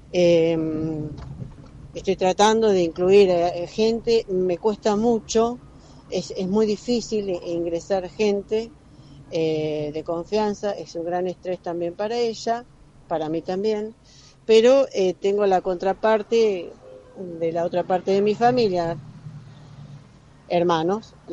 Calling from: Mar del Plata, Buenos Aires Province, Argentina; Buen día, Gaby. … de Mar del Plata. Espero que reconozcas mi voz.

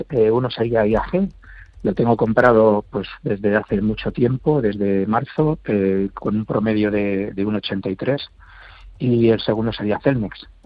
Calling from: Madrid, Community of Madrid, Spain; Buenos días, eh … llamo de Madrid.

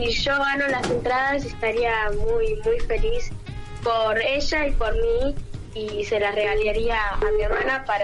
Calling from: San Miguel, Buenos Aires Province, Argentina; De Buenos Aires, San Miguel.

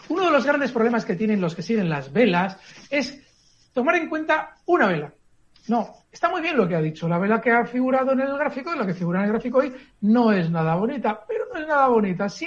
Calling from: Madrid, Community of Madrid, Spain; de Madrid.

